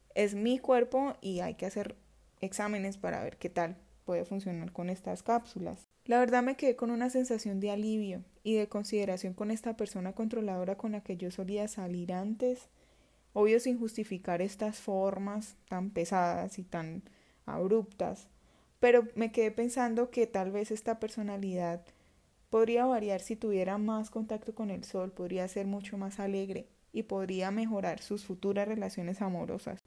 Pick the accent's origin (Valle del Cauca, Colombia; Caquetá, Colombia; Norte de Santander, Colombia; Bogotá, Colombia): Caquetá, Colombia; Florencia; Nosotras somos del Caquetá, somos de una zona tropical de Colombia